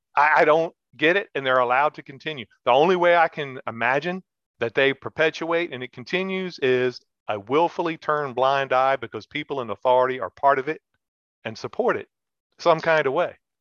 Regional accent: United States; we're Americans

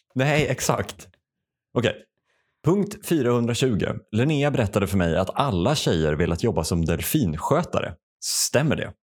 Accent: Värmland, Sweden; Jag växte upp i Värmland

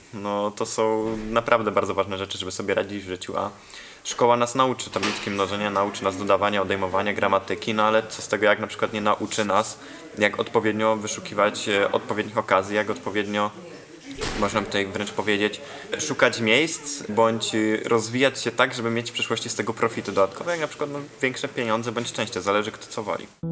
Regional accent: Mielec, Subcarpathian Voivodeship, Poland; also born or lived in Warsaw; ja pochodzę z Mielca, tam mieszkam połowę tygodnia, drugą połowę tygodnia jestem w Warszawie, bo tam studiuję

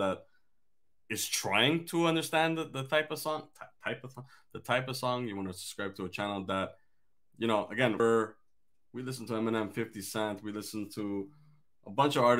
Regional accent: Armenia; English is a second language; I'm an Armenian guy

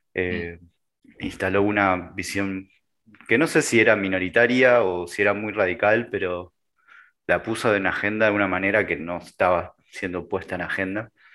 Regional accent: Argentina; soy argentino

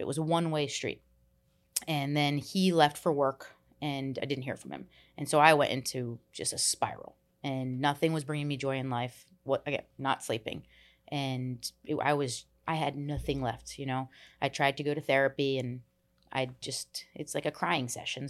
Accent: New Jersey, United States; I grew up in New Jersey. We moved a lot

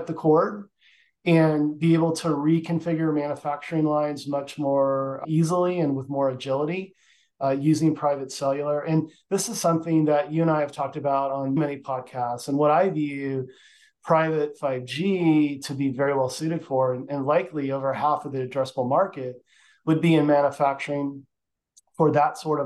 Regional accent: Austin, Texas, United States; my hometown of Austin, Texas

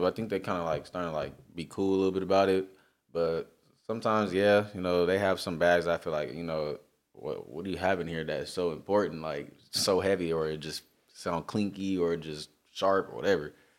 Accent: Long Beach, California, United States; I'm from Long Beach

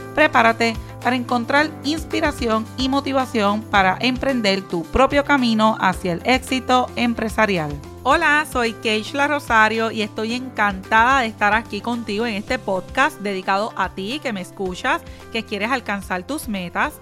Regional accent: Puerto Rico; soy de Puerto Rico

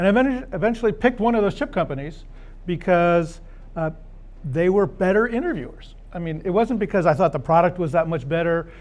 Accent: California wine country, United States; moved away as an adult; now in Austin, United States; I grew up in California. Actually, I grew up in the wine country

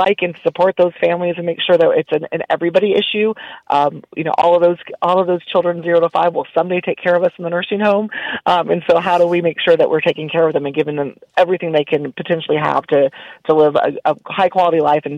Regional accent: Illinois, United States; now in Texas, United States; You know, we're Texas. And yes, I grew up in Illinois, but I've lived here longer than I'd lived there.

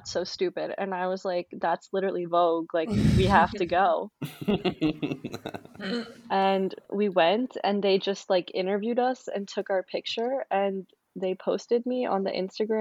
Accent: Holly, Pennsylvania, United States; also born or lived in Florida; I'm from Holly, Pennsylvania

